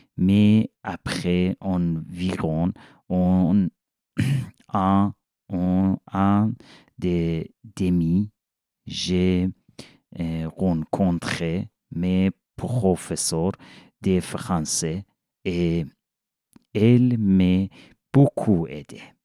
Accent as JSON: {"language": "French", "country": "Iran", "second_language": "French", "moved": "as an adult", "lives_now": "Switzerland", "said": "Je viens d'Iran"}